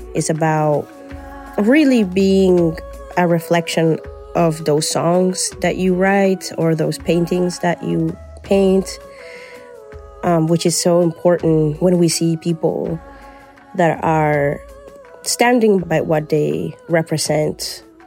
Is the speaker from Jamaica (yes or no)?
no; Colombia; now in Canada; I'm Colombian but I live in Canada